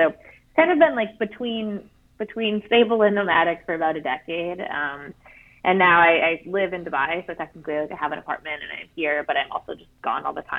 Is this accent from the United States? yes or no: yes; Wisconsin, United States; moved away; my parents live in Wisconsin, I grew up in Wisconsin